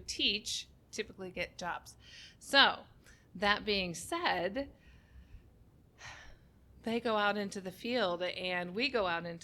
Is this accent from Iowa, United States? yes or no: yes; Cedar Rapids, Iowa, United States; now in Dallas, United States; I grew up in Cedar Rapids, Iowa